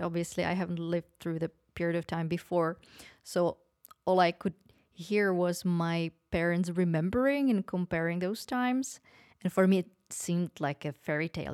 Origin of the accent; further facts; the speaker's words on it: Opava, Moravian-Silesian Region, Czechia; moved away; I was born in Opava, that is, uh, close to Poland, mm, borders with Poland, near Ostrava.